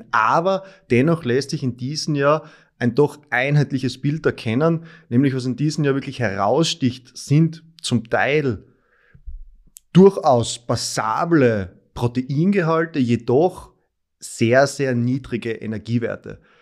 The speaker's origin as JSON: {"language": "German", "region": "Styria", "country": "Austria", "lives_now": "Graz, Austria", "said": "ich komme aus der Obersteiermark, aus dem Bezirk Mura"}